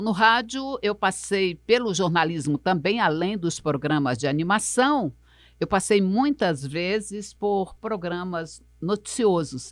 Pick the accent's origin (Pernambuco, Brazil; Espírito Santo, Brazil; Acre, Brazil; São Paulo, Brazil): Acre, Brazil; Rio Branco; eu nasci, foi na perto do Papoca, ali na beira do rio, ali na, na, na Rua da Palha, no final da Benjamin Constant, de frente para a Cidade Nova, eu nasci ali